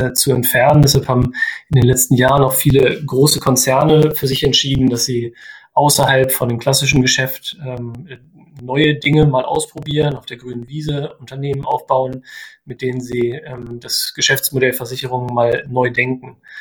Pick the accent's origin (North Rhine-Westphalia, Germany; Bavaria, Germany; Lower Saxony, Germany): Lower Saxony, Germany; Osterode am Harz; moved away; ich komme äh, ursprünglich aus Osterode